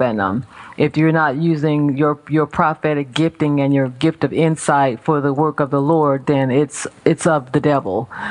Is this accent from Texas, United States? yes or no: no; California, United States; now in Maryland, United States; I'm from California originally